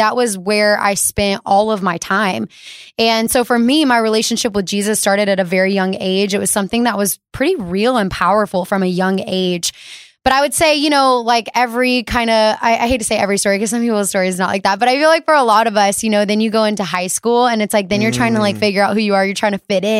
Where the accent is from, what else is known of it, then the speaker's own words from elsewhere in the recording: Alabama, United States; I'm from Alabama, so we didn't have like a good airport.